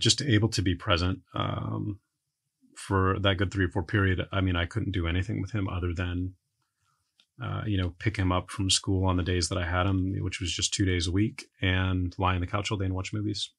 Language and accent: English; San Antonio, Texas, United States; moved away as an adult; I grew up in San Antonio